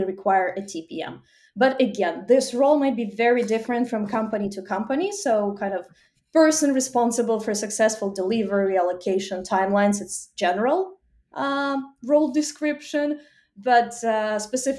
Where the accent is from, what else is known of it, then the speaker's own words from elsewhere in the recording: Ukraine; moved away as an adult; now in United States; I'm originally from Ukraine and now live in US for almost 5 years